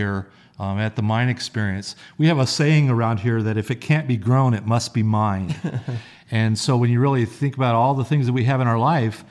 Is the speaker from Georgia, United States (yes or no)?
no; Las Vegas, Nevada, United States; I grew up on the East Side. I was born and raised here as well.